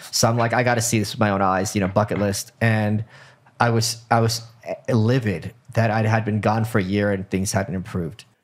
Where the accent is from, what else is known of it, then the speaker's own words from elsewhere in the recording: New York City, New York, United States; As a New Yorker